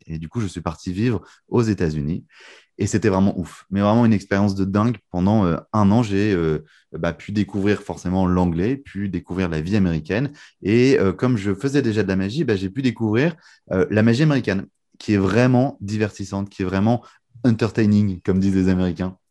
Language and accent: French; Lille, Hauts-de-France, France; also born or lived in United States; moi j'ai grandi à Lille, du coup dans le nord